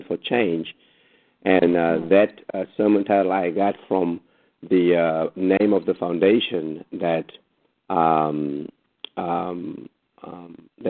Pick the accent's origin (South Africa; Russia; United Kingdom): South Africa; now in Los Angeles, United States; I was born and raised in South Africa